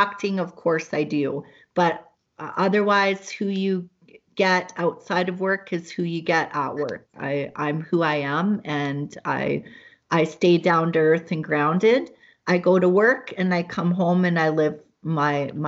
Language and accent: English; Hamilton, Ontario, Canada; moved away; I was born in Hamilton, Ontario